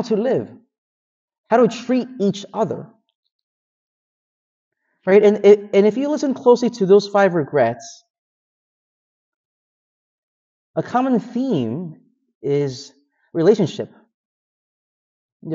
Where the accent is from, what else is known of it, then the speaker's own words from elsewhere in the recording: Philadelphia, Pennsylvania, United States; growing up in Philadelphia